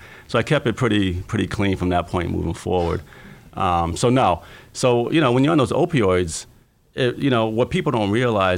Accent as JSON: {"language": "English", "town": "Fitchburg", "region": "Massachusetts", "country": "United States", "tie": "born or raised there", "also_born_or_lived": "California / Washington, D.C.", "moved": "as an adult", "said": "I grew up right outside of Boston, a place called Fitchburg, Massachusetts, about 30 minutes from Boston, about 30 minutes from Worcester, Mass. Not too far from the New Hampshire border."}